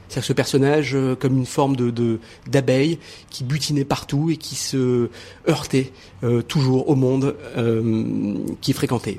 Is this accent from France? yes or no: no; Morocco; je suis né au Maroc